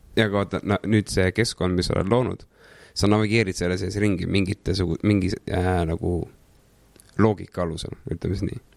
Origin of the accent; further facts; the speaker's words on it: Saare County, Estonia; also born or lived in Tallinn / Saue; mingi üheksakümnendate alguses vist kolisime Saaremaale mu papsi vanemate juurde